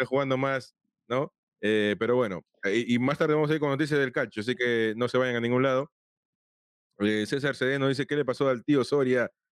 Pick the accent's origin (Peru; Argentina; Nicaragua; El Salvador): Peru; now in United States; yo soy peruano, vivo acá en Estados Unidos